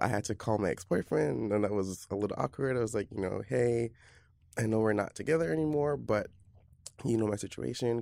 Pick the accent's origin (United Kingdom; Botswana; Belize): Belize; moved away as an adult; now in New York, United States; I'm from Belize in Central America, and I've been living in New York off and on